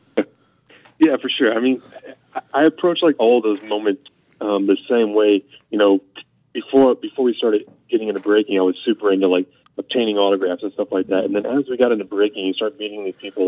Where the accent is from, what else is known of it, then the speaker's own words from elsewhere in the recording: St. Louis, Missouri, United States; I was from St. Louis